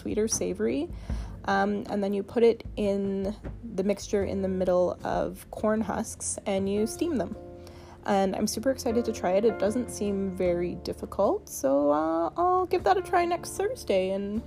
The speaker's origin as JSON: {"language": "English", "town": "Victoria", "region": "British Columbia", "country": "Canada", "tie": "born or raised there", "said": "I was born here in Victoria or I've spent a lot of time here now"}